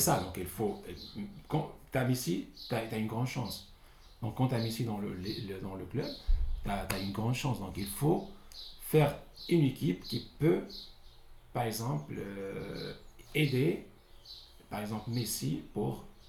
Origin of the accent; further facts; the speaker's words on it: Tangier, Tanger-Tetouan-Al Hoceima, Morocco; je viens de Tanger